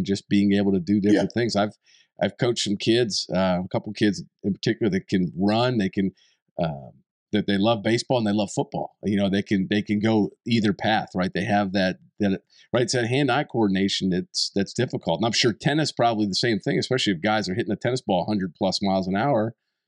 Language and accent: English; East Coast, United States; Where I grew up in the East Coast, so we had different seasons.